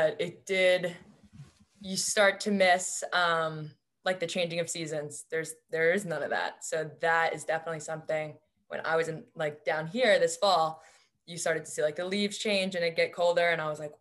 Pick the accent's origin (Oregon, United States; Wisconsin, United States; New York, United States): New York, United States; Bayport; moved away as an adult; also born or lived in Los Angeles, California; now in Chapel Hill, United States; I'm from Long Island, New York originally, specifically Bayport Blue Point is my high school